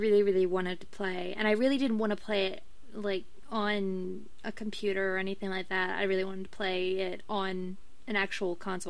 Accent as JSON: {"language": "English", "region": "England", "country": "United Kingdom", "said": "I'm English."}